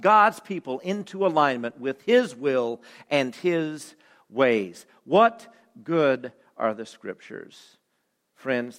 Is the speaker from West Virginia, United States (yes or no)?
yes; West Virginia, United States; in my home state